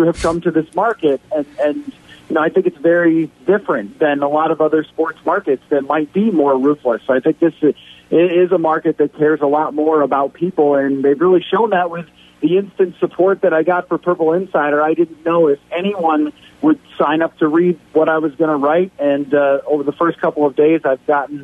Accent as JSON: {"language": "English", "town": "Buffalo", "region": "New York", "country": "United States", "tie": "born or raised there", "moved": "as an adult", "lives_now": "Minnesota, United States", "said": "I didn't grow up in Minnesota. I grew up in Buffalo, New York, and I moved here in 2016"}